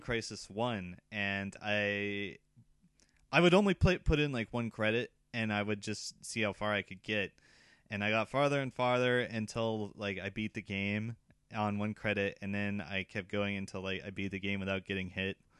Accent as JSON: {"language": "English", "country": "United States", "moved": "yes", "lives_now": "Japan", "said": "I'm from America"}